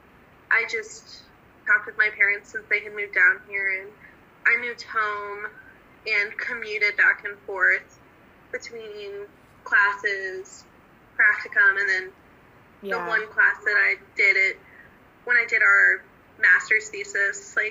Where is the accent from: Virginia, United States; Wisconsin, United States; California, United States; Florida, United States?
Virginia, United States; Northern; moved away; I grew up in Northern Virginia